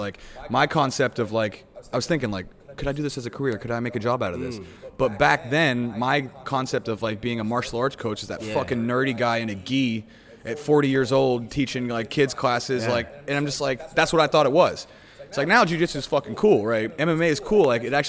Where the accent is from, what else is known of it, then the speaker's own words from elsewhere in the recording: West Virginia, United States; My coach was a blue belt. There wasn't a black belt. I'm from West Virginia.